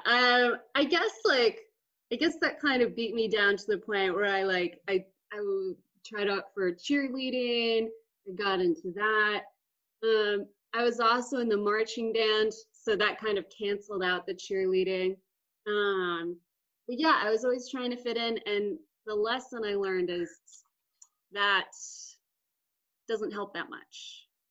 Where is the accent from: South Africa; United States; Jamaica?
United States; Austin, Texas; moved away; from Austin, Texas. Super great part of Texas, my favorite part of Texas. Uh, and I was born and raised, and I love it. I miss it sometimes.